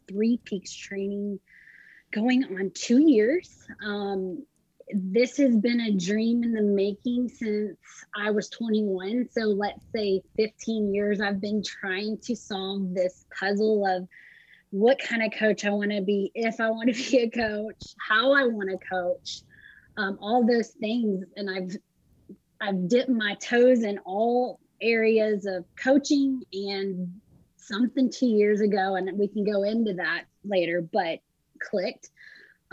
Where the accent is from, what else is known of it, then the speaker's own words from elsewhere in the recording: Franklin, Texas, United States; moved away as an adult; also born or lived in San Antonio, Texas; I was born and raised in Texas, lived there till I was 26.